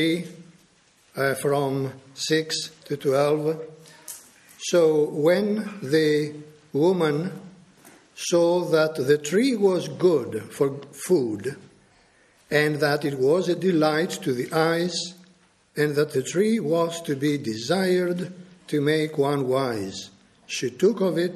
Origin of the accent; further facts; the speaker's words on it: Greece; I am a Greek national. I was born and brought up in Greece